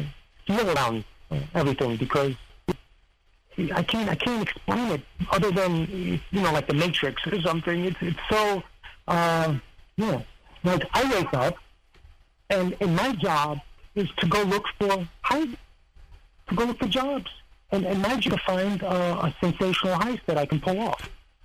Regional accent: Serbia; they seem to forget that I come from Serbia. I was always in Serbia.

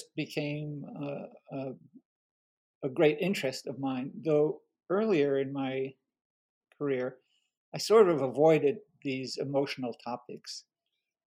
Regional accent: France; first language French; English is a second language; now in United States; I was born in France during World War II, during the German occupation

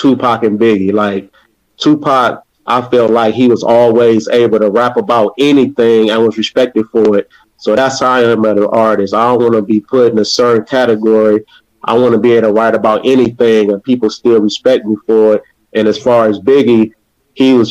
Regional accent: Cleveland, Ohio, United States; from Cleveland, Ohio.

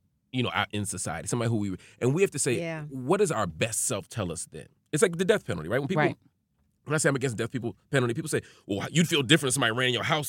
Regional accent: Philadelphia, Pennsylvania, United States; I'm from North Philly, man.

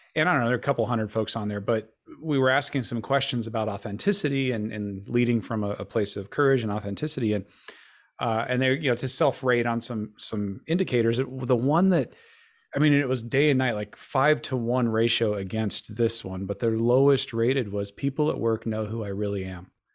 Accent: Denver, Colorado, United States; I also am from Denver, Colorado, grew up there.

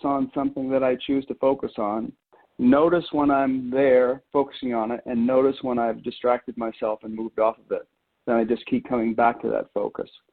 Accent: Maine, United States; moved away as an adult; also born or lived in Colorado; I grew up in Maine and went uh, moved to Colorado to attend Colorado State University in my early early 20s

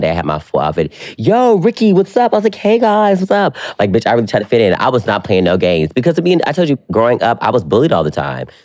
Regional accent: North Carolina, United States; I'm from North Carolina

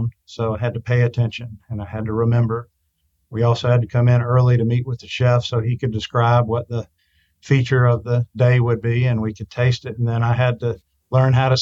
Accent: Albany, Georgia, United States; now in Atlanta, United States; our small community where I grew up in Albany, Georgia, which is in the southwest corner of the state

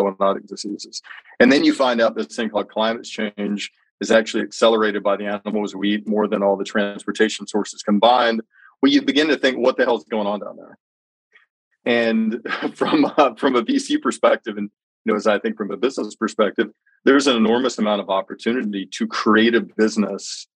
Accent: Birmingham, Alabama, United States; I grew up in Birmingham, Alabama

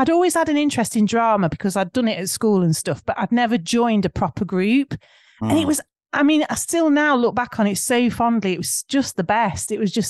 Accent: Nottingham, East Midlands, United Kingdom; Because we're both from Nottingham and we're in the theatre group together.

